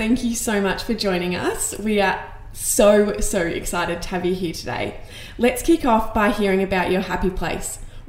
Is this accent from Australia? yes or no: yes; Melbourne, Victoria, Australia; We're from Melbourne